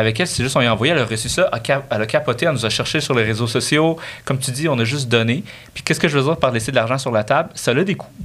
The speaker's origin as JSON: {"language": "French", "region": "Quebec", "country": "Canada", "tie": "born or raised there", "said": "j'ai grandi sur le Québec"}